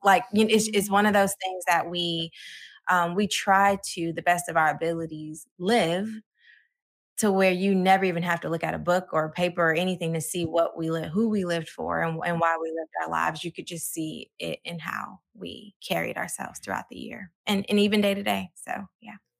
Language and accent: English; Georgia, United States; also born or lived in Chicago, Illinois; We moved to Georgia by the time I was nine, and I've been here ever since.